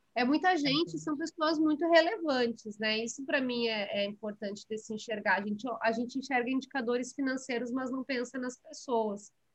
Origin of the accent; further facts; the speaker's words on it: Santa Maria, Rio Grande do Sul, Brazil; moved away as an adult; now in São Paulo, Brazil; eu nasci em Santa Maria, no Rio Grande do Sul, é, cresci em Santa Maria